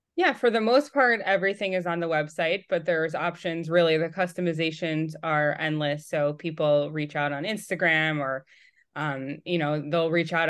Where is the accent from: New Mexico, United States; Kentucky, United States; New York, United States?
New York, United States; moved away as an adult; now in Atlanta, United States; I was born and raised in New York, and then during COVID, I was pregnant with my third, and we had moved from New York to Atlanta.